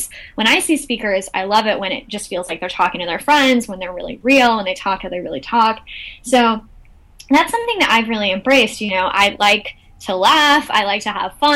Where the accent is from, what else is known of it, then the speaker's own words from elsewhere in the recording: Texas, United States; moved away as an adult; also born or lived in London; I'm from Texas